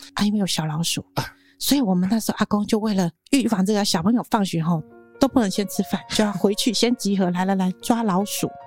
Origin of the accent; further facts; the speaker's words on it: Zhutian, Pingtung County, Taiwan; 家族的人都还在竹田附近都还在竹田啊